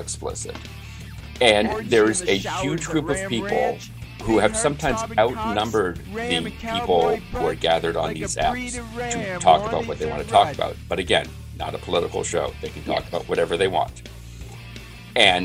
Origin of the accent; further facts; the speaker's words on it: Newton, Massachusetts, United States; I grew up in Newton